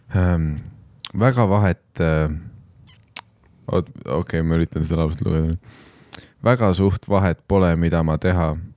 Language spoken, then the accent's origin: Estonian; Tallinn, Harju County, Estonia; olles ise üles kasvanud Nõmmel